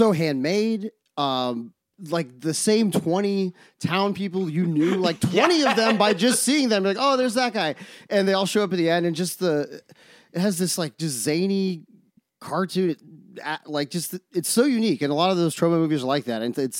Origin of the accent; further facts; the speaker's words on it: Oklahoma, United States; we're from Oklahoma. That's like one in the canon.